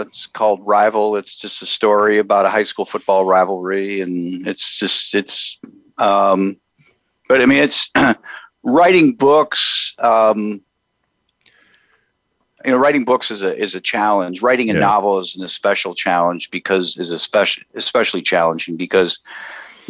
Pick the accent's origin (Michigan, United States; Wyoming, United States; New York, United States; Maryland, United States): Michigan, United States; Houghton; moved away as an adult; now in Columbus, United States; I grew up in the Upper Peninsula of Michigan, about 4 hours north of Green Bay. Shout out to Houghton, Michigan